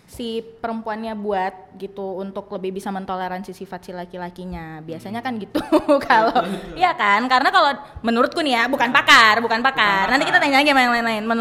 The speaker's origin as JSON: {"language": "Indonesian", "region": "North Sumatra", "country": "Indonesia", "said": "apalagi aku Batak dan Siregar gitu"}